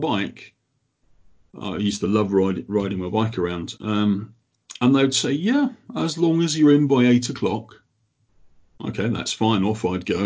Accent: Croydon, London, United Kingdom; now in Sheffield, United Kingdom; Originally, I'm from Croydon

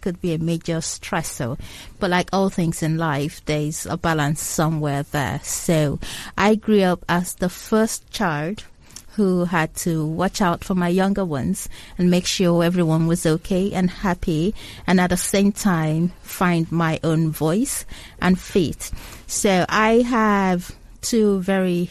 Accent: Lagos, Nigeria; also born or lived in Abia State, Nigeria; I was originally born in Abia State, but I was brought up in Lagos State

